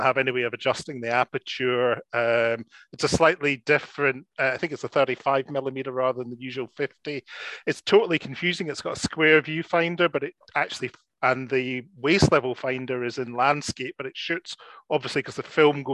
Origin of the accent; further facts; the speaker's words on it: Scotland, United Kingdom; I'm Scottish.